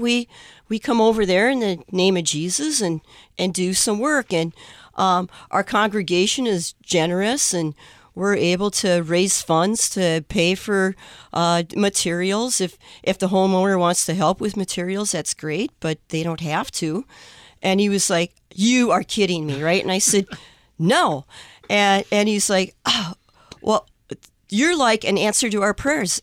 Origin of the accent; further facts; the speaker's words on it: Forest Lake, Minnesota, United States; I'm from Forest Lake, Minnesota.